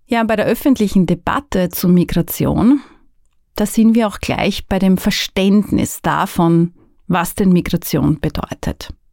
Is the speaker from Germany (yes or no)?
no; Burgenland, Austria; now in Vienna, Austria; Ich bin aus dem Burgenland nach Wien gezogen, wie sehr viele Menschen tatsächlich, und bin sozusagen Binnenmigrantin.